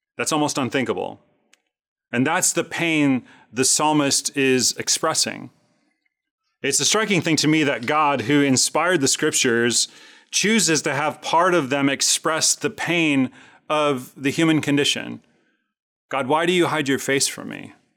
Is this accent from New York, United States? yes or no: no; Chicago, Illinois, United States; I grew up in Chicago, rooting for the Chicago Cubs my entire life